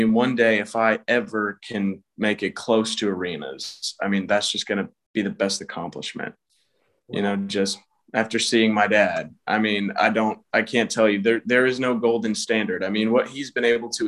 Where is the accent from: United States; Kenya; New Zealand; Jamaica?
United States; Atlanta, Georgia; I'm from Atlanta, Georgia